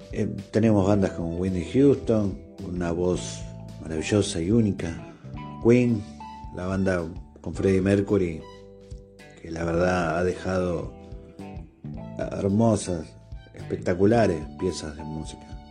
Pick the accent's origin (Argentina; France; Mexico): Argentina; yo soy de Argentina